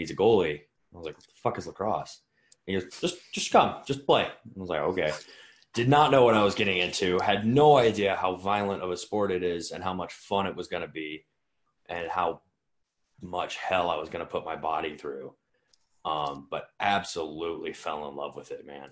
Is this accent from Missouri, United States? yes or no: yes; St. Louis, Missouri, United States; moved away as an adult; now in Colorado, United States; from St. Louis. I moved out to Colorado when I was 18, I think, for freshman year of college.